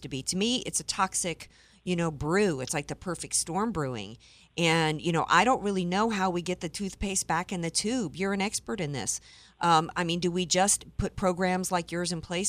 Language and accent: English; the South, United States; I grew up in the South